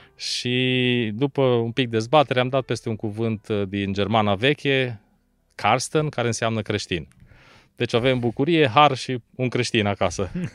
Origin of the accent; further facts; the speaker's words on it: Arad, Arad County, Romania; also born or lived in Bucharest; din Arad m-am născut în Arad și am locuit toată viața acolo, excepție perioada de studii.